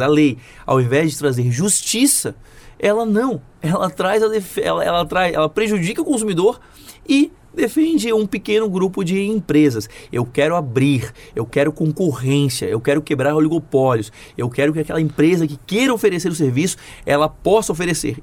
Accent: Florianópolis, Santa Catarina, Brazil; eu sou de Florianópolis, então eu cresci vendo aquela ponte fechada

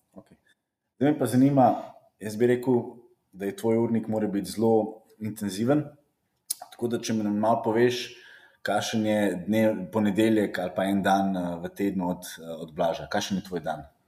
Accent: Slovenia; smo Slovenci

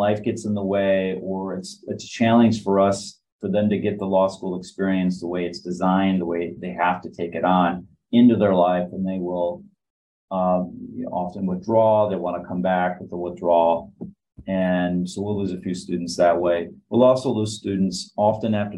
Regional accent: Michigan, United States; moved away; also born or lived in Chicago; I grew up in Michigan

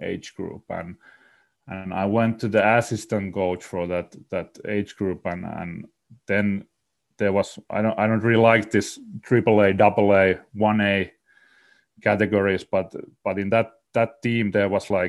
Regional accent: Salo, Southwest Finland, Finland; I grew up in in Salo, Finland

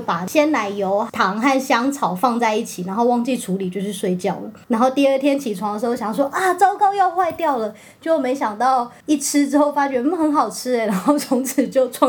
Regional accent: Italy; Chinese is a second language; 你知道我们意大利人的意大利文里头，我们用了很多字，就是英文直接来的，因为我们是非常接受外来文化的

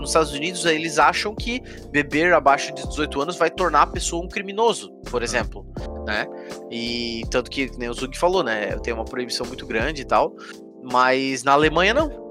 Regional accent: Brazil; A gente é brasileiro, então é claro que a gente vai ter a cultura do Brasil

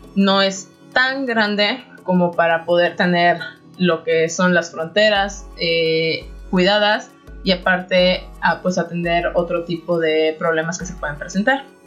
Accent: Xalapa, Veracruz, Mexico; moved away as an adult; also born or lived in Monterrey, Mexico; now in Turku, Finland; soy originaria de Jalapa, Veracruz

